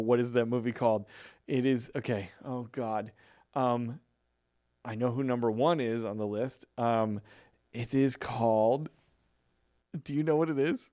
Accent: a few towns from Lombard, Chicago area, Illinois, United States; few towns away from where I grew up.

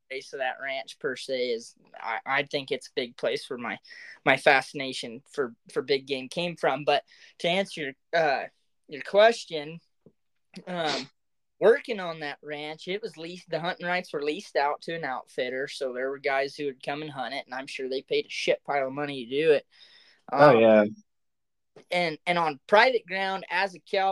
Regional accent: Oklahoma, United States; moved away; growing up in Oklahoma

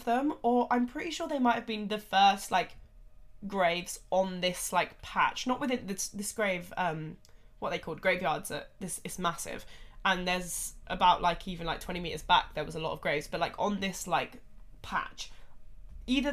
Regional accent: United Kingdom; us in the UK

